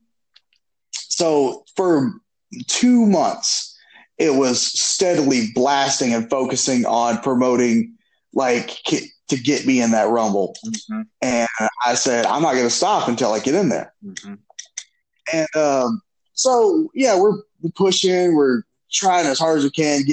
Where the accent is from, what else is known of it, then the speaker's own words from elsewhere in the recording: South Georgia, United States; we're all from South Georgia